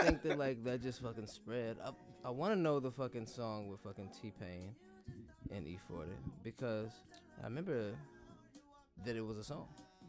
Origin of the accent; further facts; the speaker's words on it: Kansas City, United States; Yo, I'm from Kansas City. I know you fuck with Kansas City. From KC to the Bay.